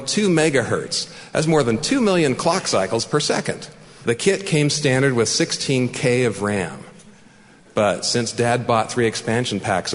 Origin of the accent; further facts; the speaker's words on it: San Jose, California, United States; also born or lived in Mountain View, California; I was born in Mountain View, California, the second of eventually 11 children. We settled in a relatively quiet neighborhood on the east side of San Jose